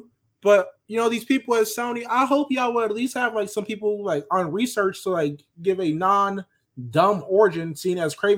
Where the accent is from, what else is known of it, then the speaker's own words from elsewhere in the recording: Puerto Rico; I'm Puerto Rican. I ain't black.